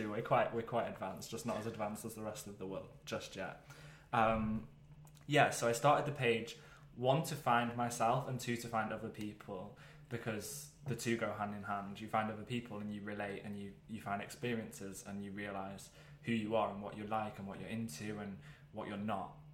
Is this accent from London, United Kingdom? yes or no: no; Wales, United Kingdom; I, so I grew up in North Wales. Probably quite important to mention that.